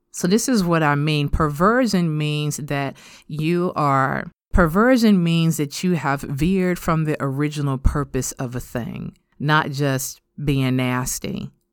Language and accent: English; United States; us as American modern Christian women